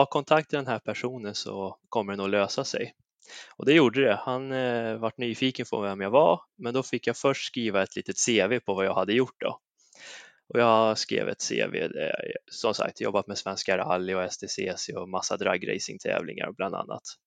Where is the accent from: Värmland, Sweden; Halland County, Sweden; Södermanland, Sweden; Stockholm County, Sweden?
Värmland, Sweden; Säffle; där jag kommer ifrån, Säffle, hemmaföreningen Säffle Motorklubb